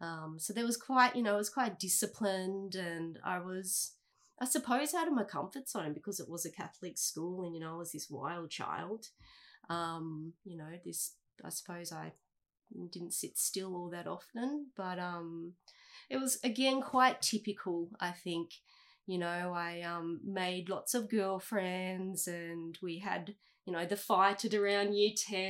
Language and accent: English; Coolum Beach, Queensland, Australia; I grew up in Coolum, actually, not far from here, Coolum Beach. That was for the first 12 years